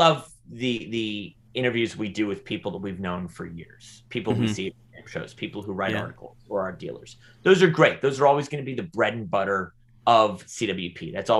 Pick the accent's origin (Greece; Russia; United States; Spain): United States; California; also born or lived in New York; it was cool for me as a as a Californian and New Yorker